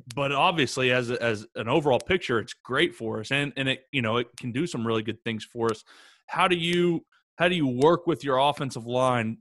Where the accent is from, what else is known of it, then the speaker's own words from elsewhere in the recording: Oklahoma, United States; growing up here in Oklahoma